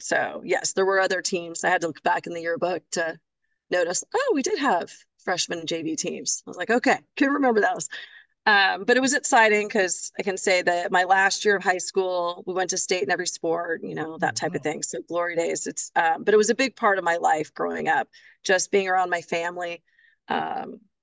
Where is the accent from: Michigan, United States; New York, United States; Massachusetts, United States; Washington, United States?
Washington, United States; Vancouver; moved away as an adult; now in Milpitas, United States; Fort Vancouver High School. I was a trapper